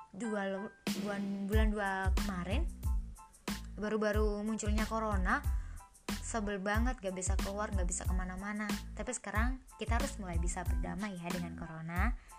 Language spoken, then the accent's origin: Indonesian; East Java, Indonesia; moved away as an adult; now in Yogyakarta, Indonesia; pas balik di kampung, kampungku kan Jawa Timur